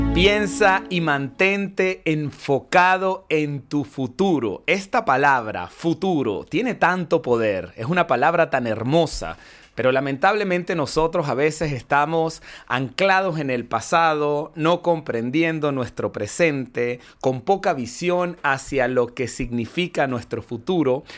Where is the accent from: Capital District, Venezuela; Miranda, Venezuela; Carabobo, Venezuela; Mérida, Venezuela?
Mérida, Venezuela; moved away; mi ciudad natal no era así, Mérida no era así